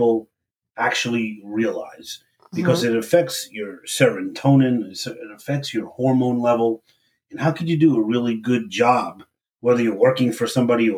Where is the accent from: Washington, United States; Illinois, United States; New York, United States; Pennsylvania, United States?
New York, United States; New York City; moved away; We're both from Brooklyn